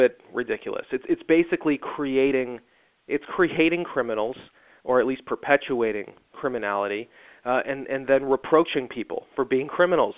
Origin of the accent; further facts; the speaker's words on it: Evanston, Illinois, United States; moved away; my hometown of Evanston